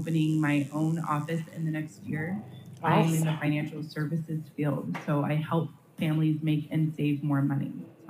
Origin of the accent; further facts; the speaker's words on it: Seattle, Washington, United States; I'm from the Pacific Northwest, from the Seattle area